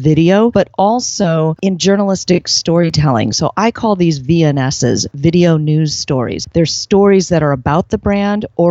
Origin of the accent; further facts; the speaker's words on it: San Diego, California, United States; I was born right here in San Diego.